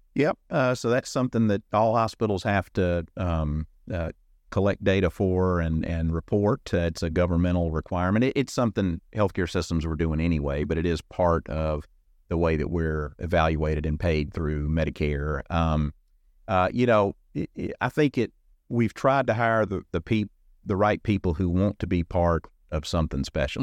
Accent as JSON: {"language": "English", "region": "Alabama", "country": "United States", "tie": "born or raised there", "moved": "as an adult", "said": "I grew up in Alabama"}